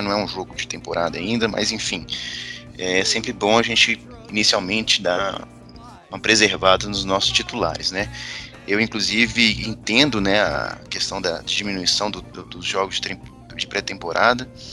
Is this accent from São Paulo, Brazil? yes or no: no; Minas Gerais, Brazil; eu, como bom mineiro